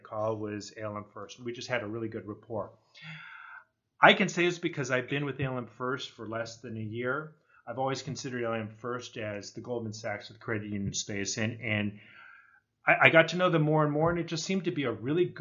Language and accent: English; Northern California, United States; moved away as an adult; also born or lived in Santa Barbara, California / Newport Beach, California / Pittsburgh, Pennsylvania; now in Michigan, United States; I grew up in Northern California